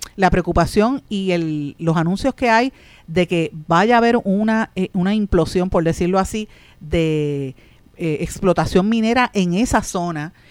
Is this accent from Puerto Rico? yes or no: yes; Puerto Rico; Nosotros somos una colonia de Estados Unidos